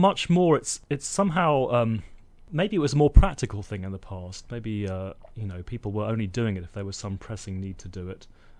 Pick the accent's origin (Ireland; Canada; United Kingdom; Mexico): United Kingdom; London; born there; accent: Indian; now in Bellingham, United States; Yeah, I was born in London, and I actually had an Indian accent till I was 13, and my parents sent me away to a boarding school, and I got this posh accent.